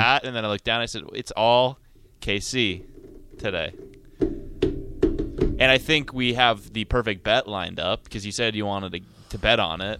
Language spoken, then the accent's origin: English; Montana, United States; I'm from Montana